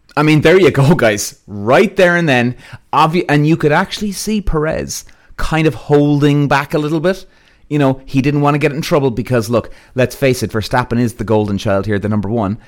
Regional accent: England, United Kingdom; growing up in English karting.

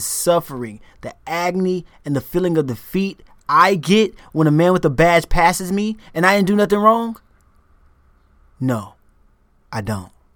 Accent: United States; moved away as an adult

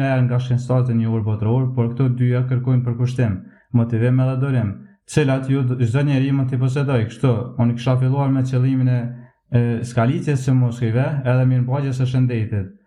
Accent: Drenas, Kosovo; Unë jam 20 vjeqar, jam nga Drenasi, Komuna Prishtines

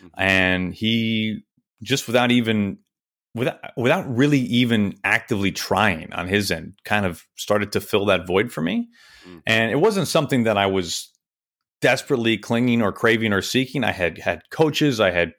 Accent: Kansas City, United States; also born or lived in Wichita, Kansas; I moved to Kansas City when I was just a baby. I don't even remember Wichita. And I lived in Kansas City until I was in about jun

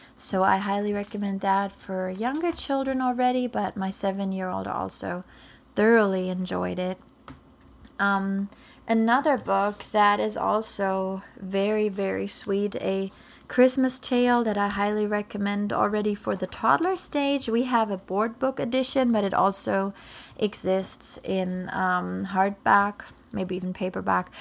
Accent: Germany; English is a second language; moved away as an adult; now in Florida, United States; I was born in Germany, I'm all German, um, and I, I was raised there.

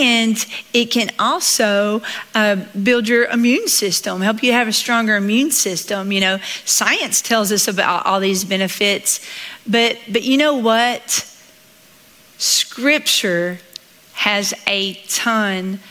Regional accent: Southeast Texas, United States; accent: Southern; I grew up in Southeast Texas

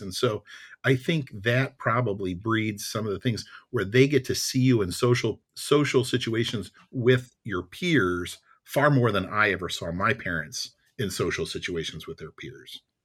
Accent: Indiana, United States; I grew up in Indiana

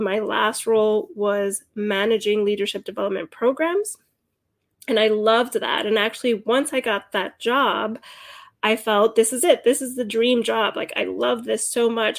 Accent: Hudson County, New Jersey, United States; also born or lived in Cuba; I was born in Cuba and came to the United States when I was four years old with my mother. I grew up in Hudson County, New Jersey.

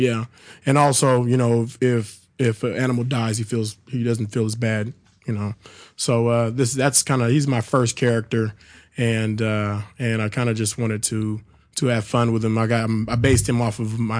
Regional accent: Sacramento, California, United States; moved away as an adult; now in Chicago, United States; my hometown of Sacramento

